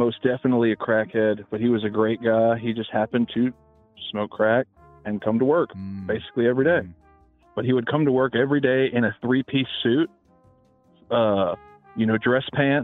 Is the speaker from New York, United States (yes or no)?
no; Memphis, Tennessee, United States; I'm born and raised in Memphis